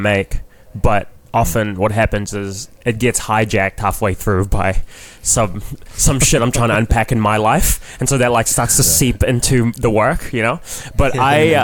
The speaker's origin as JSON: {"language": "English", "country": "New Zealand", "tie": "born or raised there", "accent": "Kiwi", "moved": "as an adult", "lives_now": "Toronto, Canada", "said": "20 years of growing up in New Zealand"}